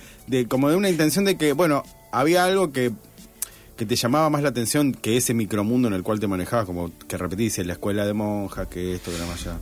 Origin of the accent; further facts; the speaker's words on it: Rosario, Santa Fe, Argentina; somos muy pocos los rosarinos que vivimos en Rosario